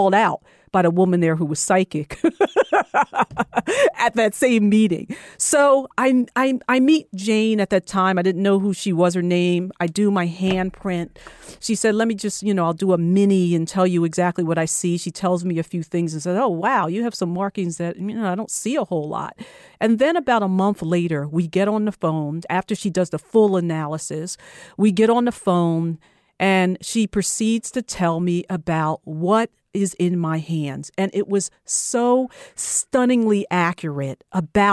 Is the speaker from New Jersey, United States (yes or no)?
yes; New Jersey, United States; I'm originally from New Jersey.